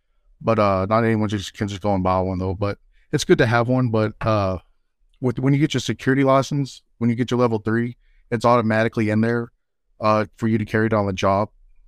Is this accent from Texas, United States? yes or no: yes; Texas, United States; born there; Oh, I was born here in West Texas. I don't want to name the particular town.